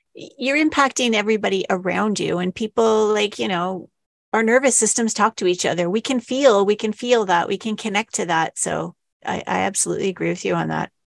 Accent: Canada; we're Canadian

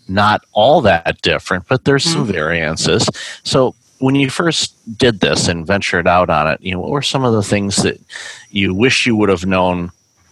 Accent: outside of Detroit, Michigan, United States; I grew up outside of Detroit

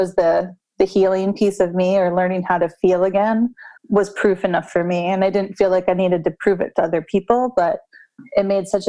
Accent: United States; American culture, we're kind of raised in this

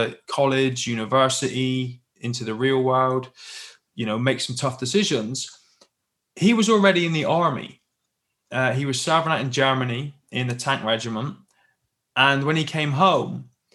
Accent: Plymouth, South West England, United Kingdom; I grew up in the UK, as you can probably tell by my accent, down in the Southwest in a little city called Plymouth, just down on the coast.

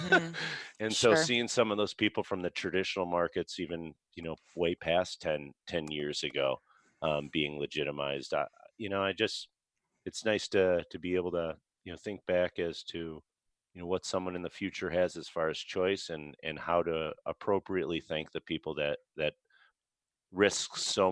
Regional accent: Chicago, Illinois, United States; I grew up in Chicago

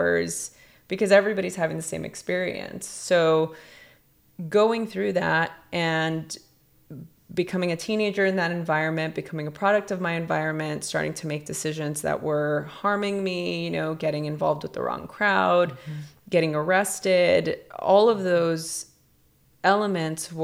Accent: Los Angeles, California, United States; growing up in East LA during a very chaotic time in the history of Los Angeles, during the LA riots, first gen Mexican American

